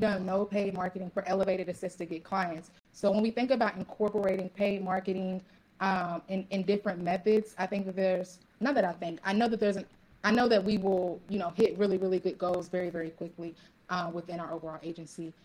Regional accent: Louisville, Kentucky, United States; also born or lived in Ohio; now in Dallas, United States; I'm actually originally from Louisville, Kentucky.

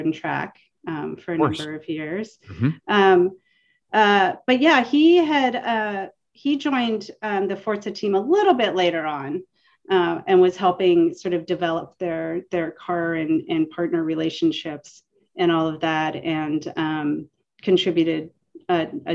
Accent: Pennsylvania, United States; We grew up in Pennsylvania on a farm.

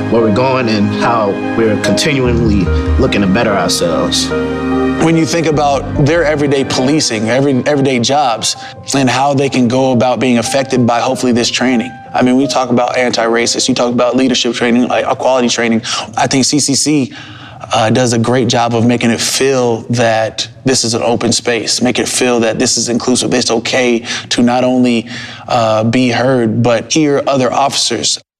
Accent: Pascagoula, Mississippi, United States; I'm from Pascagoula, Mississippi.

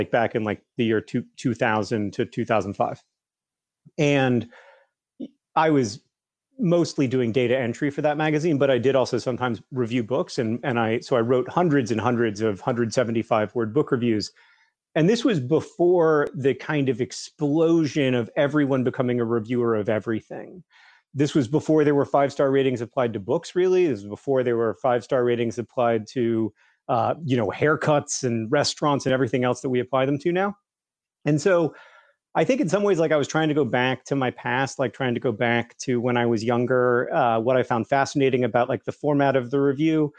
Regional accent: Alabama, United States; I grew up in Alabama

